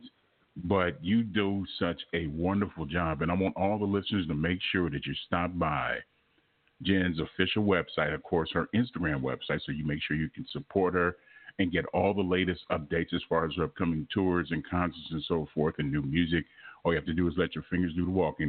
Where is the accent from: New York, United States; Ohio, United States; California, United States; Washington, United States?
California, United States; Los Angeles; moved away; I'm originally from Los Angeles